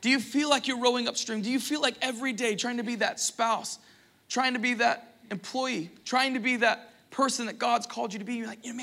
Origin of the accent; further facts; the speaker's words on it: Florida Panhandle, United States; because we're from the Panhandle, we like a little thing called Waffle House